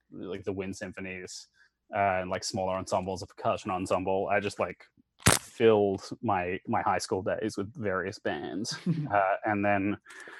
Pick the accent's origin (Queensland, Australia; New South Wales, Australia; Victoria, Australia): Queensland, Australia; Brisbane; moved away as an adult; also born or lived in Santiago, Chile / New York / Connecticut / Florida; now in Arizona, United States; I was born in Brisbane, but then I grew up in Latin America. And then on just before my sixth birthday, we moved back to Australia